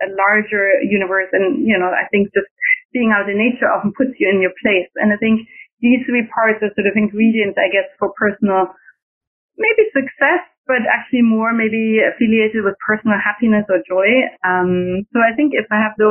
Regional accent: Germany; accent: German; now in Washington, D.C., United States; I'm German in my accent

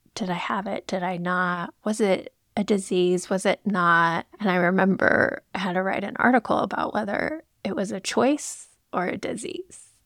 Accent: Moscow, Idaho, United States; I grew up in Moscow, Idaho

